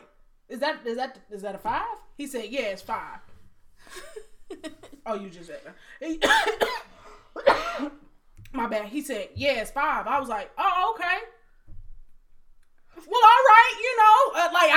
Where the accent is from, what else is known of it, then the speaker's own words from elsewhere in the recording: Detroit, Michigan, United States; I'm from Detroit